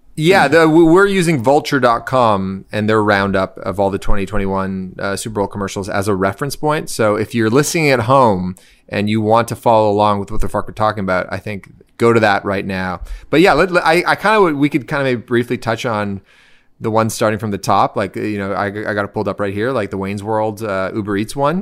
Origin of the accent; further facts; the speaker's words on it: Canada; as a Canadian